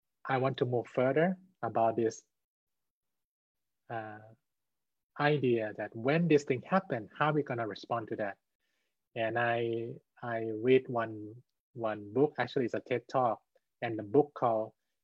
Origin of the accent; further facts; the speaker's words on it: Thailand; I'm from Thailand.